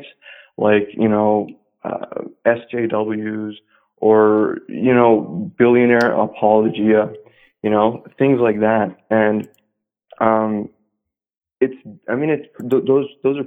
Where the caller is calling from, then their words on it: Southern California, United States; I'm calling in from SoCal